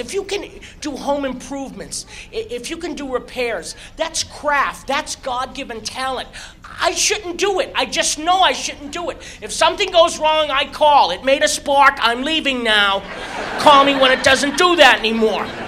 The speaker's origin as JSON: {"language": "English", "town": "Malden", "region": "Massachusetts", "country": "United States", "tie": "born or raised there", "moved": "yes", "said": "born and raised right outside of Boston, Massachusetts, Malden, Massachusetts"}